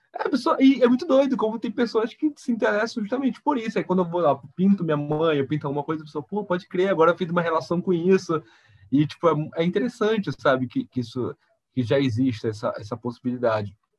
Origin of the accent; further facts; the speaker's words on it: Belém, Pará, Brazil; moved away; sou de Belém